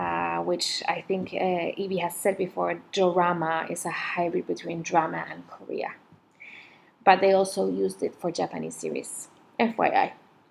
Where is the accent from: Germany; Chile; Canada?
Chile; also born or lived in France; now in Asia; I'm originally from Chile and France. But currently, we live with my family in somewhere in Asia.